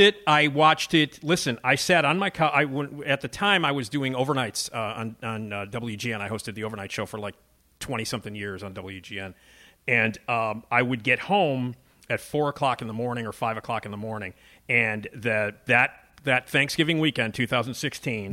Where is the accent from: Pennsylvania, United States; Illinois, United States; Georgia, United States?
Illinois, United States; Chicago; I'm from Chicago